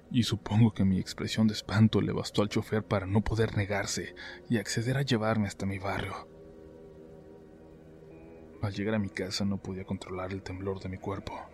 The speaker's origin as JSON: {"language": "Spanish", "town": "Taxco de Alarcón", "region": "Guerrero", "country": "Mexico", "said": "Soy de Tasco de Alarcón en Guerrero, más precisamente de un barrio en las afueras que se llama Casaguates."}